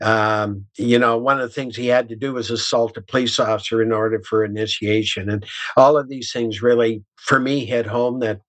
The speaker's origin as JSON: {"language": "English", "region": "Southwestern Ontario", "country": "Canada", "tie": "born or raised there", "also_born_or_lived": "Elmira, Ontario", "said": "I grew up in Southwestern Ontario. In a little town called Hansel"}